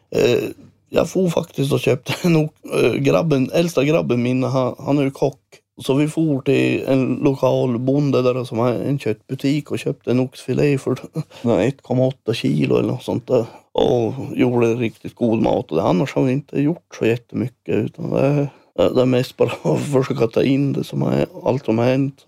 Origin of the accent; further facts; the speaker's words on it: Sweden; now in Älvsbyn, Sweden; jag bor i Älvsby nu och är, jag passerar min hemby där jag är född